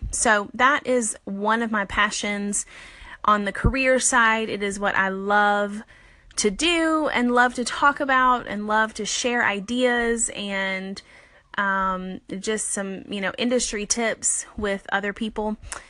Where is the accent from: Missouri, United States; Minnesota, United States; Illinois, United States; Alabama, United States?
Alabama, United States; now in Birmingham, United States; The first thing is that I was born and raised in South Alabama. I grew up by the beach. I am a Southern girl at heart. I live about 4 hours north now in Birmingham, Alabama.